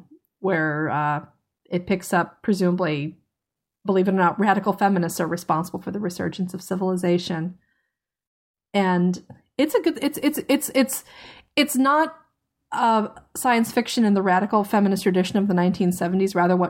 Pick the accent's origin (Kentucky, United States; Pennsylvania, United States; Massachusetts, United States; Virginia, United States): Virginia, United States; Tidewater; I grew up in Tidewater, Virginia, which is the home to Fort Eustis, an army base that handles logistics, and it's also home to the Norfolk Naval Base and Langley Air Force Base.